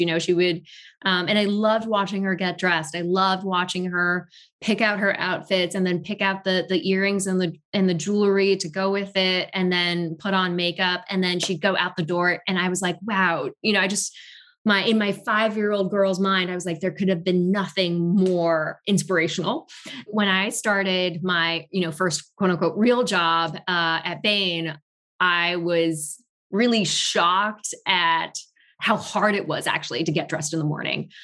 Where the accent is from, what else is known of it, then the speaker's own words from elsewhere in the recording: Tokyo, Japan; also born or lived in Paris, France; now in New York, United States; I was not born in Tokyo, but raised in Tokyo